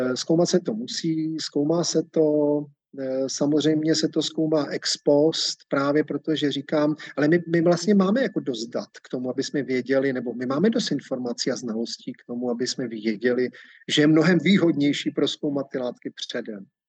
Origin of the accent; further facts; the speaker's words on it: Czechia; u nás v Čechách